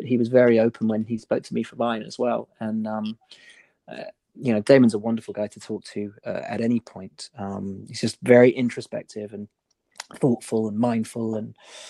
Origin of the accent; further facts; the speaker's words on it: Malvern, West Midlands, United Kingdom; I grew up in Malvern, right?